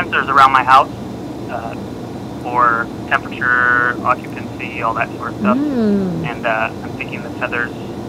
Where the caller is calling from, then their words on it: Bay Area, California, United States; I'm calling from the Bay Area in California.